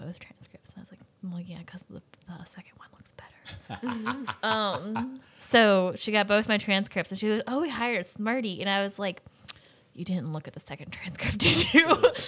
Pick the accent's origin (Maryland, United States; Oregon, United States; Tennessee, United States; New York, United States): Maryland, United States; Salisbury; I decided to stay in my hometown. Is Salisbury public?